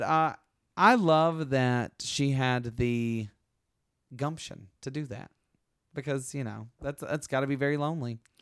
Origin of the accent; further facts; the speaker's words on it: Alabama, United States; moved away as an adult; also born or lived in California; I grew up in Alabama where a lot of black history happened